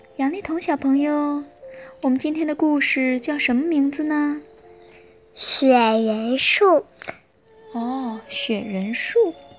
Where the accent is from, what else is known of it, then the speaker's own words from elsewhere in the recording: Harbin, Heilongjiang, China; 我是槟城哈尔滨的人